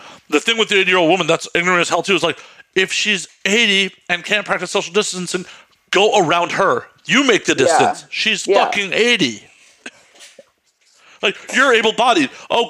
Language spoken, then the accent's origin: English; Chicago, Illinois, United States; moved away; I'm originally from Chicago.